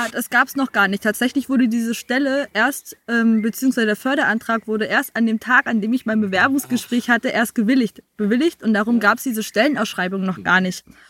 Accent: Bad Belzig, Brandenburg, Germany; moved away as an adult; also born or lived in South Africa; ich bin eine der wenigen, die hier tatsächlich auch direkt geboren worden sind als es im Belzig noch eine Geburtenstation gab.

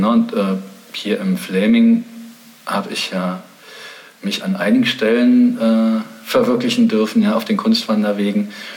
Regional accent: East Germany, Germany; ich bin in der DDR aufgewachsen in einem sehr künstlerisch motivierten Milieu.

